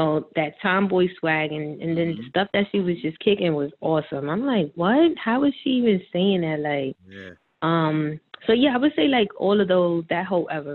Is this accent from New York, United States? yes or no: yes; New York City, New York, United States; also born or lived in Bronx, New York / Washington Heights, New York; I grew up in the Heights also. Like, I was going back and forth between my mom and my dad